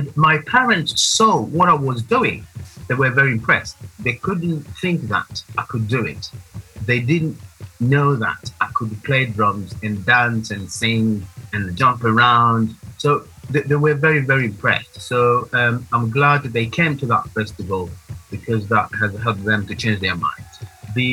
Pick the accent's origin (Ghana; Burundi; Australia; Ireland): Burundi; moved away as an adult; now in England; I was born and grew up in Burundi. I've been here in England since the year 2002.